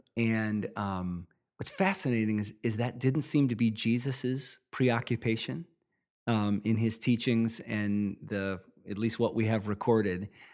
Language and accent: English; Midwest, United States; I grew up in the Midwest